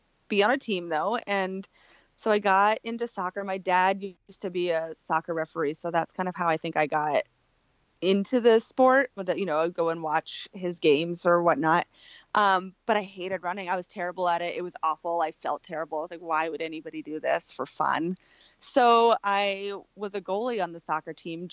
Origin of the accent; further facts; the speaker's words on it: Maine, United States; I grew up in Maine, and that's where I live now still